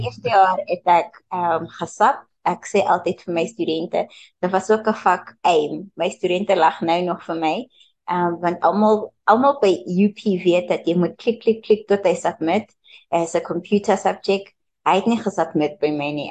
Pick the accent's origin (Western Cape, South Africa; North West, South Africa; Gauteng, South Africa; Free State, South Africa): Gauteng, South Africa; Pretoria; also born or lived in Mpumalanga; ek is in Mpumalanga gebore, maar uh eh, toe toe ek ses was, toe het ons Gauteng toe getrek. Ons het Pretoria toe getrek